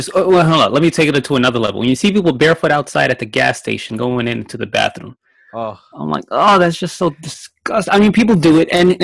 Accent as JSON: {"language": "English", "region": "New York", "country": "United States", "moved": "yes", "said": "I'm from New York"}